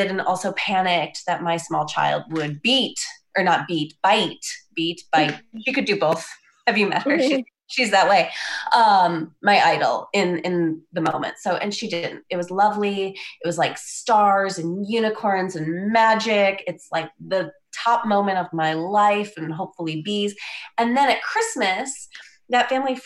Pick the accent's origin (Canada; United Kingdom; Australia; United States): United States; Wisconsin; moved away as an adult; now in Lincoln, United States; I'm from Wisconsin originally, and I did come here for law school at the time